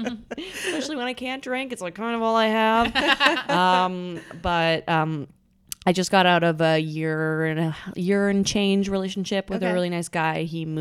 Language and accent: English; Vancouver, British Columbia, Canada; moved away as an adult; now in New York, United States; I'm from Canada. I moved here for college.